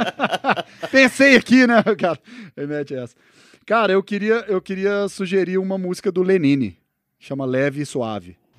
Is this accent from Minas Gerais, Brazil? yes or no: yes; Uberlândia, Minas Gerais, Brazil; moved away as an adult; also born or lived in Uberaba / Belo Horizonte / Los Angeles; now in São Paulo, Brazil; eu sou nascido em Uberaba, né? E daí, mas eu só nasci em Uberaba e aí minha família mudou para, minha mãe mudou para Uberlândia logo na sequência. Então, minha infância foi ali em Uberlândia e tal, e daí na adolescência mudei para BH